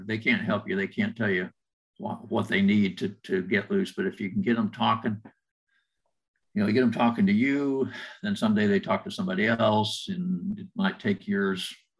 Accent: Illinois, United States; I grew up in Illinois

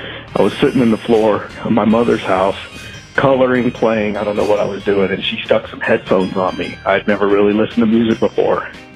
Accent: Texas, United States; now in Carlsbad, United States; I'm calling from Carlsbad, California. I'm originally from Texas, but my heart is in the Deep South

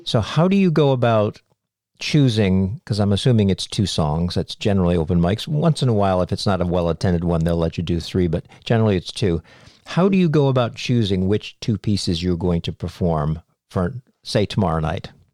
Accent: Cape Cod, Massachusetts, United States; I grew up on Cape Cod, Massachusetts

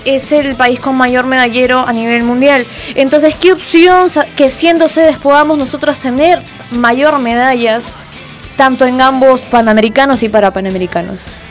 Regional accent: Peru; nosotros que somos peruanos

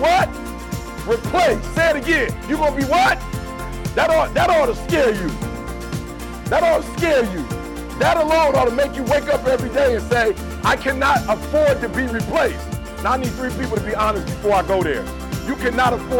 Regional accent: Detroit, Michigan, United States; I'm from Detroit.

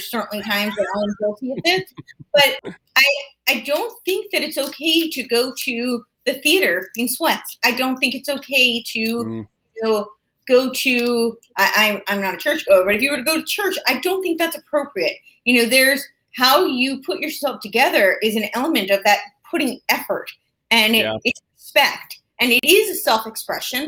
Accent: New York, United States; I'm from New York. I grew up right outside New York City

